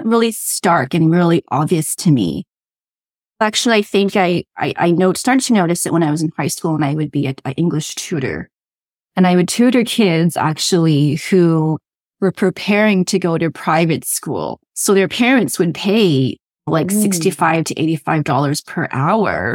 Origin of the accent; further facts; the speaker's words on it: Toronto, Ontario, Canada; also born or lived in Durham Region, Ontario; I grew up in Toronto, where my parents still are, and I'm living in the Durham region of Ontario right now.